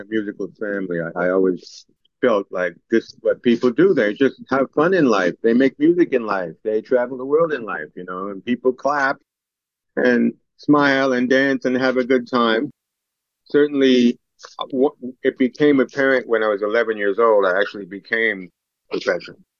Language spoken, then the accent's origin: English; New York City, New York, United States; I grew up in East Harlem